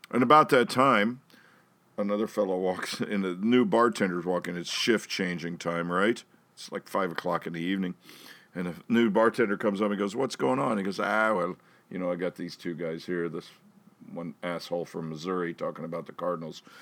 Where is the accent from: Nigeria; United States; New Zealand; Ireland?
Ireland; Cork, Munster; I'm from Cork too. I I what? Really? I'm from the city.